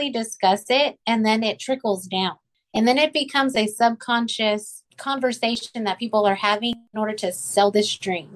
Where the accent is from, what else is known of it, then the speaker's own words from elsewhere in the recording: Rio Grande Valley, Texas, United States; moved away; I grew up in the Rio Grande Valley. It's like 99% Hispanic